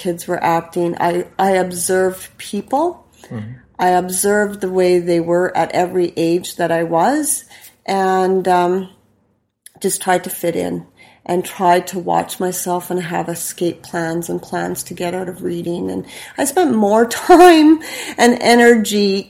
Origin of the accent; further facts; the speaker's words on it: Saskatoon, Saskatchewan, Canada; I grew up here in Saskatoon in the west side.